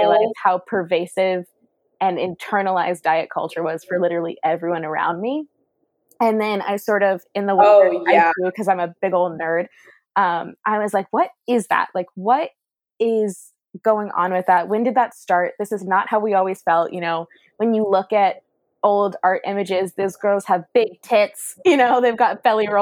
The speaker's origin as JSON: {"language": "English", "region": "the South", "country": "United States", "said": "I'm from the South and I'm a Black woman."}